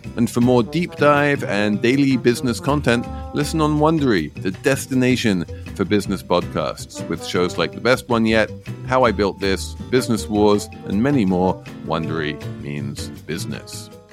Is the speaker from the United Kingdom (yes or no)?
yes; United Kingdom; moved away; my home country of Great Britain